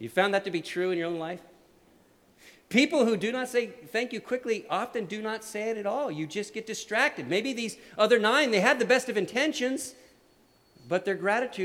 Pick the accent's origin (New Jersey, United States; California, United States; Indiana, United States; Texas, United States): California, United States; Santa Cruz; I grew up in Santa Cruz